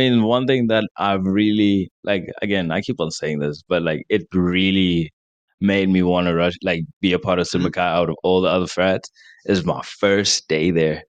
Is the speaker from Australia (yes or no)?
no; South Africa; now in United States; I'm like, oh, I'm from South Africa.